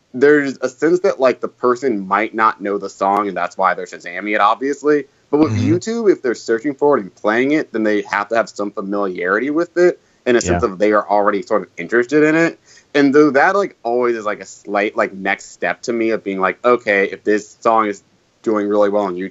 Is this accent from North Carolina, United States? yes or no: yes; North Carolina, United States; I'm from North Carolina